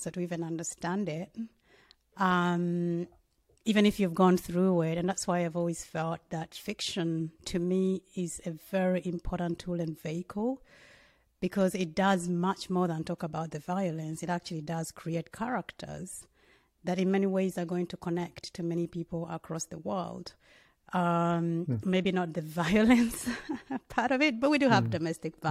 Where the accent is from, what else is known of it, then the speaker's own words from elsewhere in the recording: Uganda; I'm from Uganda, and I didn't grow up. By the time I was growing up, in many ways, Uganda was very stable